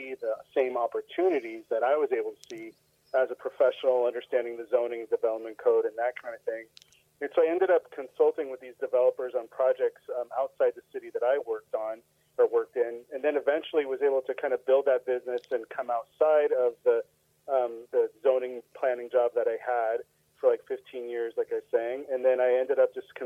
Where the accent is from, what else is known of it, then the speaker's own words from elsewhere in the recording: Sonoma County, California, United States; moved away as an adult; also born or lived in Humboldt State University, Northern California / east of Dallas, Texas; now in Dallas area, Texas, United States; I grew up in Sonoma County, so just north of San Francisco